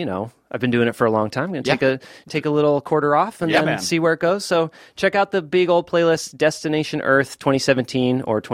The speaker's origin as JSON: {"language": "English", "town": "Boston", "region": "Massachusetts", "country": "United States", "tie": "born or raised there", "moved": "yes", "said": "I grew up listening to like WMBR, Cambridge, and I grew up in Boston."}